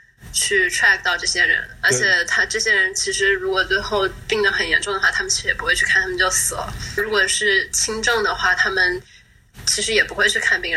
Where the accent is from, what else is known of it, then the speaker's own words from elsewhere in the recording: Wuhan, Hubei, China; now in San Francisco Bay Area, United States; 我是武汉的嘛， 哦， 然后我家人都在武汉